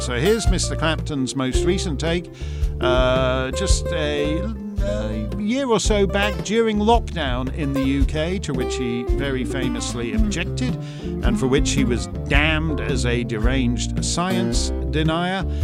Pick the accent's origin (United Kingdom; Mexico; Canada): Canada; I'm just a Canadian.